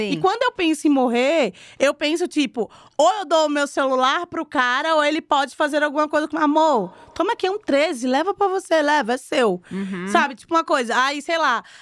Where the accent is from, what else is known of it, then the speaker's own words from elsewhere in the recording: Recife, Pernambuco, Brazil; moved away as an adult; Vim de Recife já com 27 para cá, tô com 34.